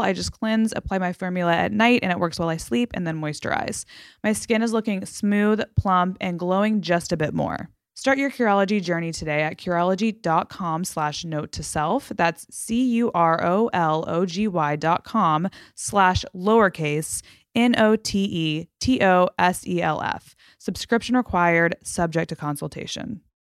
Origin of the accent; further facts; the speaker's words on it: Fort Worth, Texas, United States; moved away; I'm from Fort Worth.